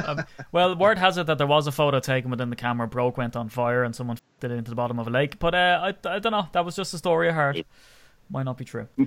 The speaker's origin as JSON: {"language": "English", "country": "Ireland", "tie": "born or raised there", "said": "growing up in Ireland"}